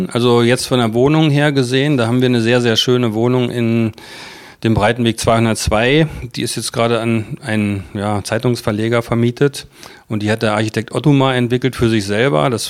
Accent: Celle, Lower Saxony, Germany; now in Magdeburg, Germany; Wo? von, von Celle, ähm, aber schon als junger Mensch. Und ich fühle mich jetzt mehr als Magdeburger als, äh, als Celleraner.

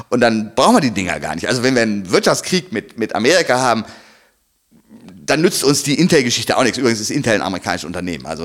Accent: Germany; als äh, Deutscher.

